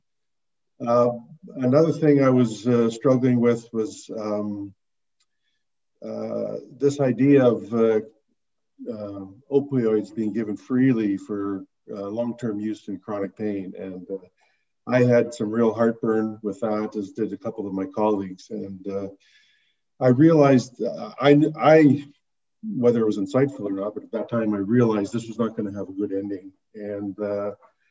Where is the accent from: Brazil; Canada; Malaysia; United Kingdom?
Canada; also born or lived in Toronto / Vancouver; I'm from the Great White North.